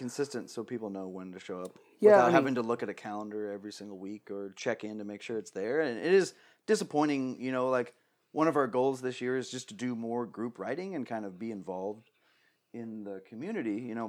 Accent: Phoenix, Arizona, United States; We're from Phoenix, you know, in Arizona.

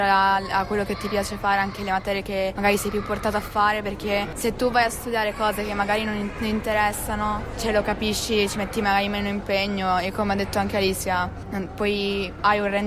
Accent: Collegno, Piedmont, Italy; vengo da Torino, frequento la terza media

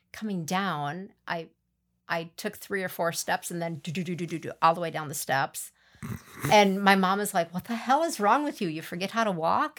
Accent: Milan, Wisconsin, United States; also born or lived in Abbotsford / Athens; growing up in Milan, Abbotsford, Athens

